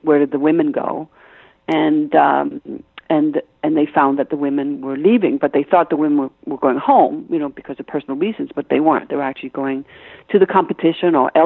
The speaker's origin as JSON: {"language": "English", "town": "Copenhagen", "region": "Capital Region of Denmark", "country": "Denmark", "tie": "born or raised there", "second_language": "English", "moved": "yes", "said": "You hear an accent I have. I'm Danish, right? So mm-hmm. I was brought up in Copenhagen"}